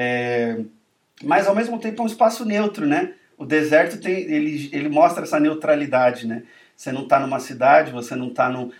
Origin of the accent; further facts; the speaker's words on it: Brazil; a gente como brasileiro vai honrar o nosso país